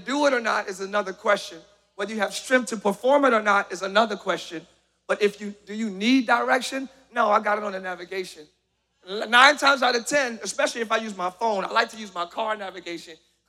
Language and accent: English; Camden, New Jersey, United States; now in Orlando, United States; Even as a child, I grew up in Camden, New Jersey, very rough neighborhood